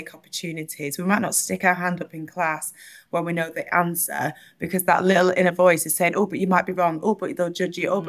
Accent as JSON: {"language": "English", "town": "Burnley", "region": "North West England", "country": "United Kingdom", "tie": "born or raised there", "said": "I grew up in Burnley in Northwest England"}